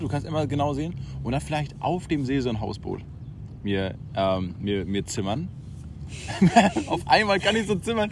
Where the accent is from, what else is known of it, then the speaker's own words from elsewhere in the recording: Schwerin, Mecklenburg-Vorpommern, Germany; ich komme auch aus Schwerin